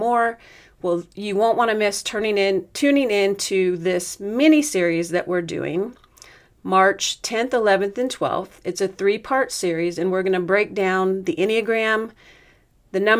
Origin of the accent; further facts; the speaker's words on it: Oregon, United States; I'm from Oregon